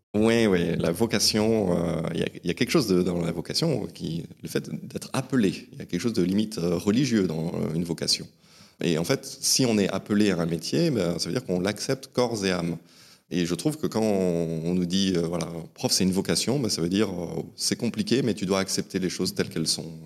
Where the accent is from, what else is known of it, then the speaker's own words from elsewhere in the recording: Ascain, Basque Country, Nouvelle-Aquitaine, France; also born or lived in Saint-Jean-de-Luz; je suis né à Saint-Jean-de-Luz, au Pays Basque, et j'ai grandi dans la petite ville d'Asquin, euh, au pied des Pyrénées